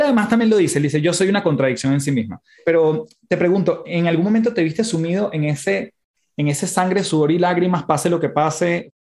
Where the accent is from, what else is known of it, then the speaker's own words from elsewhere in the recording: Venezuela; now in Chile; siendo yo venezolano, viviendo en Chile